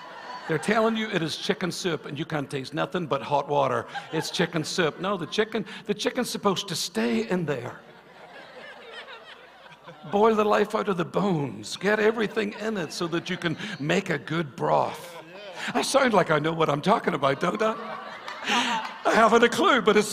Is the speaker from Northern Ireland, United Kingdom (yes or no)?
yes; Northern Ireland, United Kingdom; growing up in Northern Ireland, in Ireland